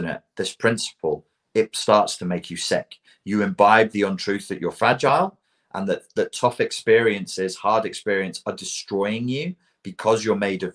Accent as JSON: {"language": "English", "country": "Portugal", "tie": "born or raised there", "said": "kids growing up in Portugal"}